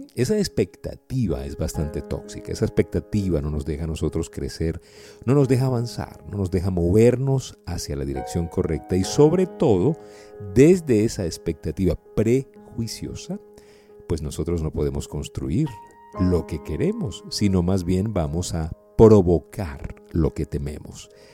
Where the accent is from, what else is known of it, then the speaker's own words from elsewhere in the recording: Venezuela; also born or lived in Colombia / United States; hablo como venezolano, y como persona que también ha emigrado, ahorita pues estoy en Venezuela